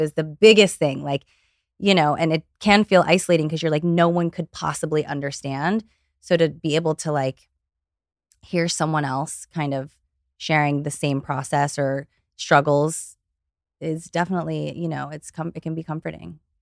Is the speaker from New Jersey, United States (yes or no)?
no; Ohio, United States; now in Los Angeles, United States; I grew up in Ohio.